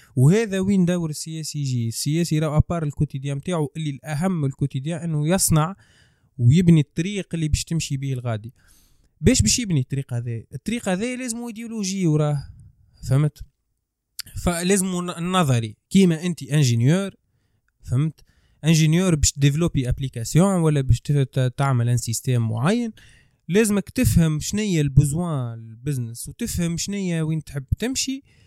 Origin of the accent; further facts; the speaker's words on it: Tunisia; نحن كتوانسه